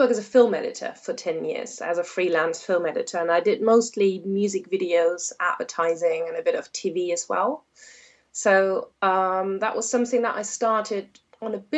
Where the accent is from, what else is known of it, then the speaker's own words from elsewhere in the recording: Germany; moved away as an adult; also born or lived in Hamburg, Germany / Canada; now in Worcestershire/Birmingham border, England, United Kingdom; originally I'm from Germany, so I haven't been here for that long. I moved here about 5-6 years ago. And before that, I lived in Hamburg, Germany